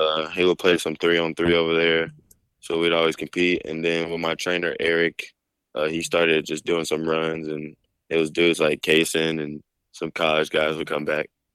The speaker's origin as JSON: {"language": "English", "town": "Dallas", "region": "Texas", "country": "United States", "said": "we're both from Dallas"}